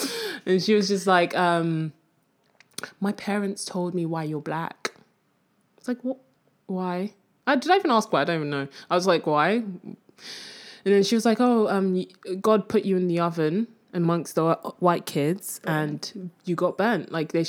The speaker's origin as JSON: {"language": "English", "country": "Nigeria", "tie": "born there", "accent": "Nigerian", "moved": "yes", "said": "Yes, I was born in Nigeria, okay."}